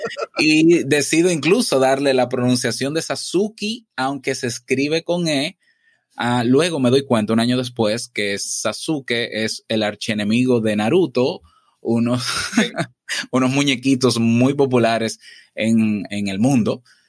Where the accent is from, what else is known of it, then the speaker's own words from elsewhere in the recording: Santo Domingo, Distrito Nacional, Dominican Republic; Yo nazco em, en la ciudad, en la capital, Santo Domingo